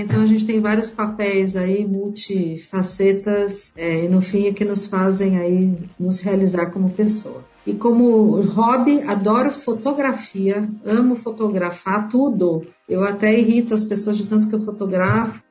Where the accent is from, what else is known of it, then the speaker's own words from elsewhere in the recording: Mogi das Cruzes, São Paulo, Brazil; Sou do interior de Mogi das Cruzes, então caipira de Mogi.